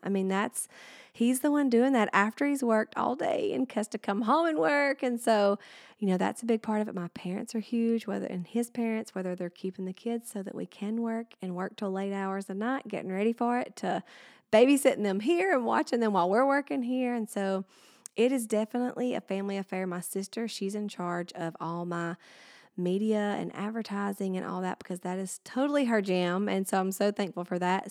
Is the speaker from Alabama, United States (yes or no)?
yes; Alabama, United States; I've lived here my whole life and I'm still here and now I'm bringing my business here, uh, and being able to share my hometown